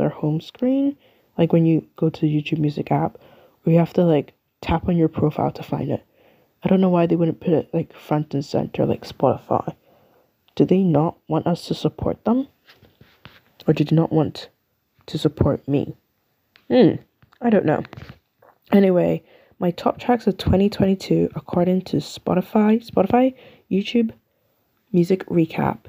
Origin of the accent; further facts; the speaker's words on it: United Kingdom; I'm from the UK. I'm British